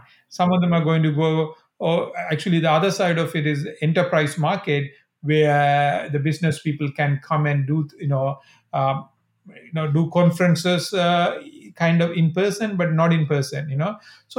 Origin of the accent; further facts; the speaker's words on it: Sri Lanka; So again, I think I grew up in Sri Lanka in 80s.